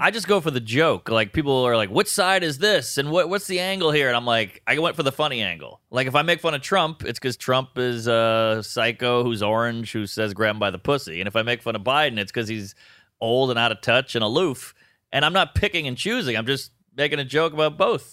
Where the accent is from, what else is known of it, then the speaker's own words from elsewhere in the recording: New Orleans, Louisiana, United States; moved away as an adult; now in New York, United States; I'm from New Orleans.